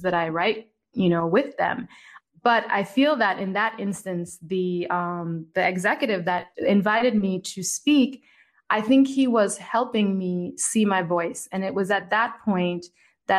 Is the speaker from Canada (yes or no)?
no; Jamaica; moved away; also born or lived in United States / Italy; I'm a Jamaican girl who's lived in the United States, who's lived in Italy